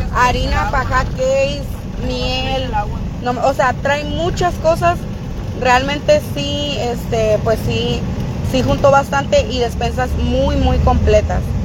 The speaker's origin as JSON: {"language": "Spanish", "town": "San Luis Río Colorado", "region": "Sonora", "country": "Mexico", "said": "somos de San Luis Río Colorado, Sonora"}